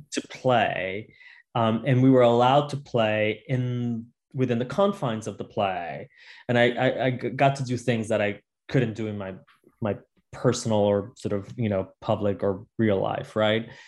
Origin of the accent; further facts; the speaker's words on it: Utuado, Puerto Rico; I grew up in a small town in the middle of Puerto Rico called Utuado. Um, and uh, I grew up with my grandparents. It's a rural town in the mountains, um, big in territory, small in population.